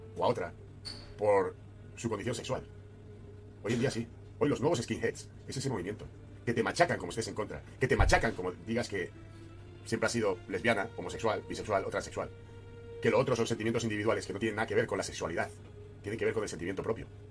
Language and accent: Spanish; Spain; moved away; He nacido en España, soy español